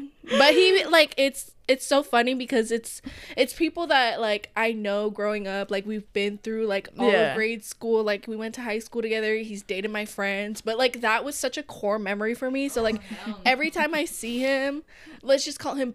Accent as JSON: {"language": "English", "town": "Lacey", "region": "Washington", "country": "United States", "moved": "yes", "said": "I'm from Lacey, Washington."}